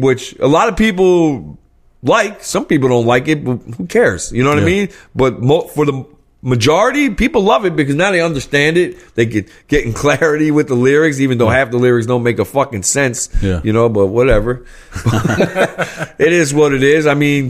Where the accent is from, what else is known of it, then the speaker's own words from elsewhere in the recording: New Jersey, United States; I let it be known I was a Jersey dude. {S4} Yeah. {S3} Because... I'm from New Jersey.